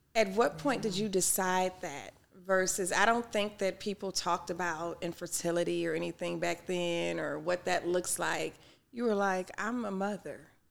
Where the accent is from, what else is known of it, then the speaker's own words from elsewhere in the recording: Detroit, Michigan, United States; growing up in Detroit, it was eighty-eight percent Black at the time